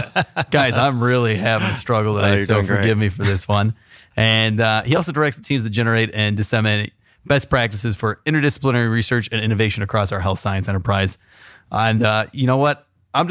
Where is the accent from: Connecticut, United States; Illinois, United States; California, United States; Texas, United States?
California, United States; San Diego; now in Columbus, United States; I grew up in San Diego, and before I became a Buckeye